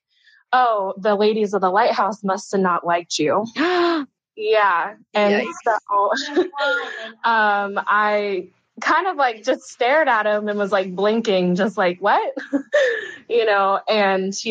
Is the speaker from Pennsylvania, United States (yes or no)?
no; Florida, United States; I grew up in Florida